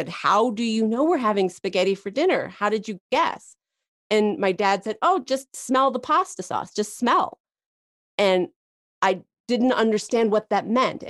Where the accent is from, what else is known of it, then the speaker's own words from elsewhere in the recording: Santa Fe, New Mexico, United States; I grew up in Santa Fe, New Mexico